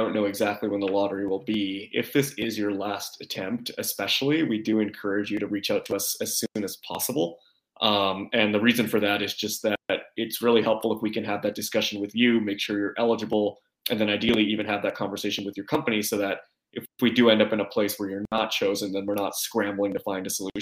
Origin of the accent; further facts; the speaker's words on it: Vancouver, British Columbia, Canada; also born or lived in Calgary / Toronto; I'm from Vancouver, and I've lived in Vancouver, Calgary, and Toronto